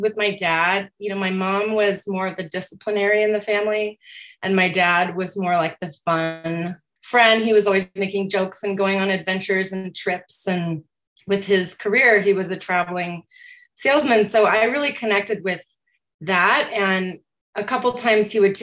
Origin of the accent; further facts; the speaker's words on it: Aurora, Colorado, United States; I grew up in Aurora, which is a gigantic suburb of Denver, Colorado